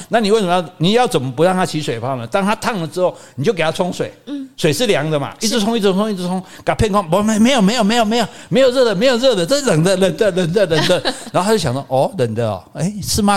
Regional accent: Taiwan; 我们台湾人

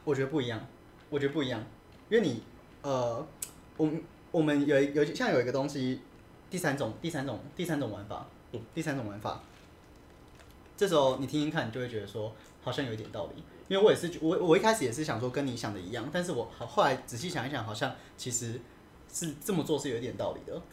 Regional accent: Taiwan; 我们都是台湾人

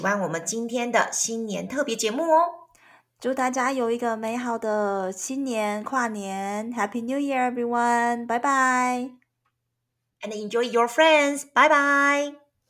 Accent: Taiwan; 我们台湾人

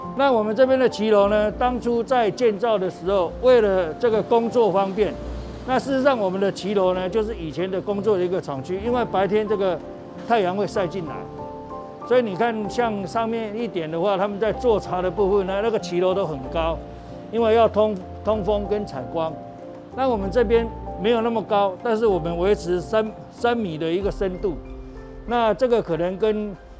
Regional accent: Taipei, Taiwan; 我是从小在这里住到三十岁，三十岁之后，因为房子改建，我才搬出去。那房子好了之后，我又搬进来，那对这一块土地是比较有感情的

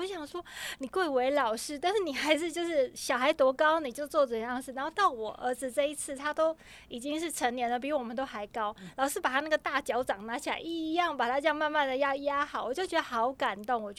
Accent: Taiwan; 我们的骄傲，台湾人的骄傲。

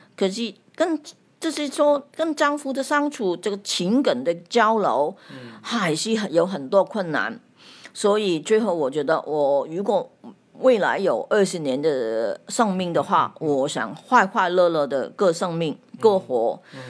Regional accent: Hong Kong; 我是来自香港的

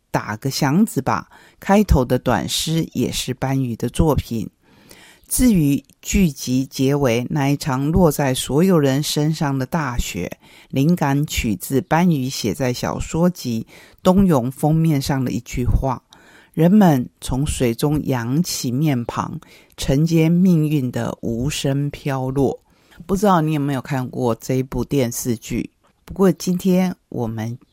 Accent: Taiwan; 我们台湾话有些字眼是很传神的

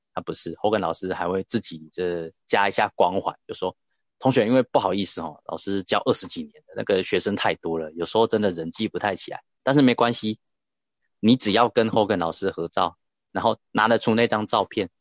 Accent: Taichung, Taiwan; 像我来自台中

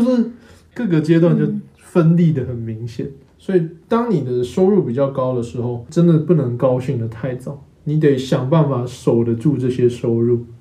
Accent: Taiwan; now in Taipei, Taiwan; 我们乡下地区

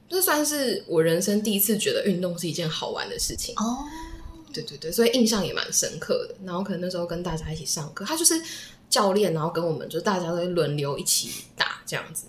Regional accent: Taiwan; 只有我一个台湾人

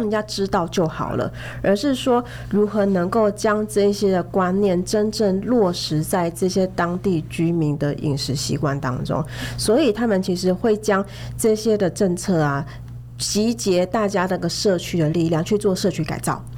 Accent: Taiwan; 只是对我们台湾人来说，它反而是一个负担

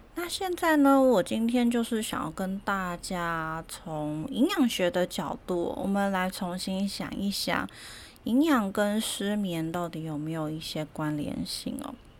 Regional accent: Taiwan; 我们台湾人

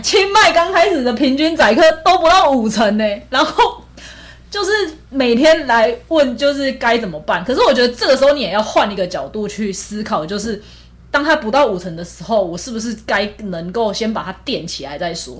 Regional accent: Taiwan; 因为我们都是台湾人

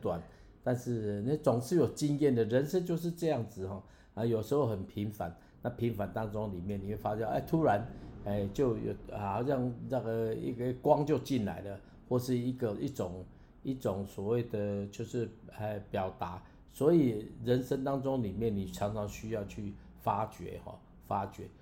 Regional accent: Taiwan; 我是台湾人，我会讲台湾话

